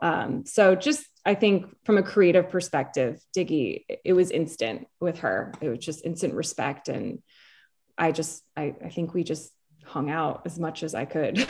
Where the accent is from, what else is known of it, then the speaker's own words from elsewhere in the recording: New Jersey, United States; also born or lived in New York; And she and I grew up in New Jersey as well together